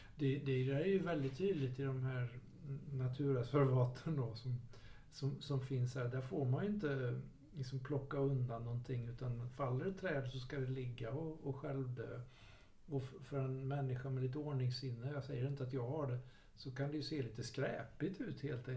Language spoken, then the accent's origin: Swedish; Jönköping, Jönköping County, Sweden; där jag växte upp i Jönköping